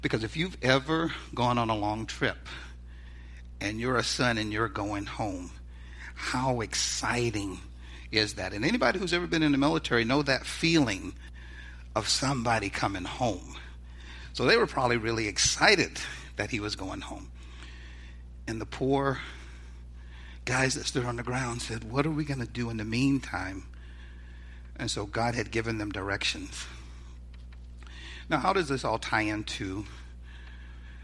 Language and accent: English; the South, United States; I'm from the South